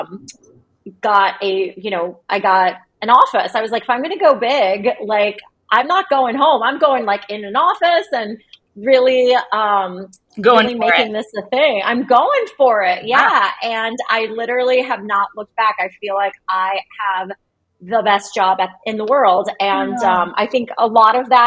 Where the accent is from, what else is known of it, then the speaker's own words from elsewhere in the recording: Cincinnati, Ohio, United States; moved away as an adult; also born or lived in New York City, United States / Cleveland, Ohio, United States; we packed up and moved to Cincinnati, which is my hometown